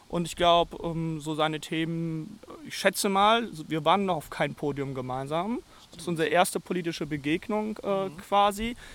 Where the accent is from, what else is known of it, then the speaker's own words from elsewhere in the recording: Rheda-Wiedenbrück, North Rhine-Westphalia, Germany; zum Ortsverband der jungen Liberalen in meiner Heimatstadt Reda Wienbrück gezogen.